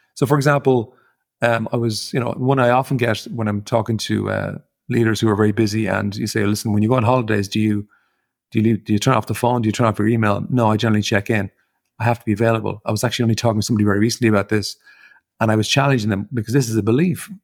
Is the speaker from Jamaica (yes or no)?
no; Ireland; as an Irish person growing up in Ireland